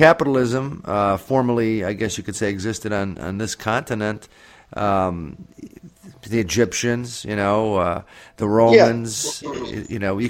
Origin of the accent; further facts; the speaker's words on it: Scranton, Pennsylvania, United States; We're from Scranton, Pennsylvania